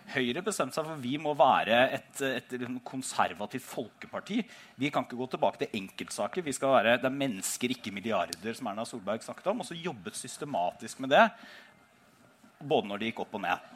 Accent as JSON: {"language": "Norwegian", "region": "Telemark", "country": "Norway", "said": "da stilte jeg til valg hjemme i Telemark for første gang"}